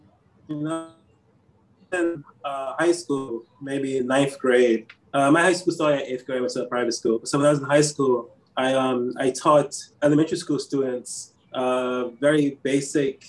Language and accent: English; United States; moved away as an adult; also born or lived in Korea; now in Taipei, Taiwan; I'm from America